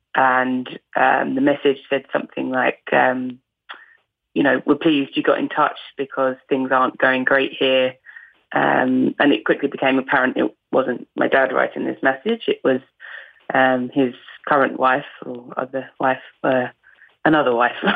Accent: Essex, East of England, United Kingdom; accent: Essex; I don't really have a distinct dialect unless I'm actually hanging around with people from Essex

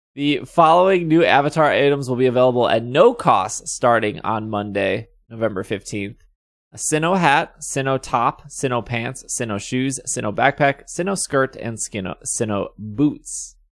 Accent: Wisconsin, United States; I am from Wisconsin.

